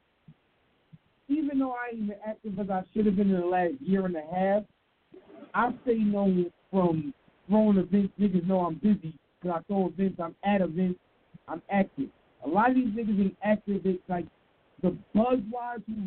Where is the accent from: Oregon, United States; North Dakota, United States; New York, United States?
New York, United States; I'm from New York. I'm a New York nigga